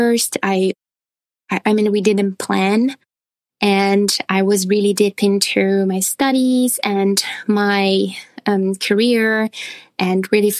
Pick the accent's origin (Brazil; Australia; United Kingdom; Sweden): Brazil; moved away as an adult; now in United States; Brazil, what I'm from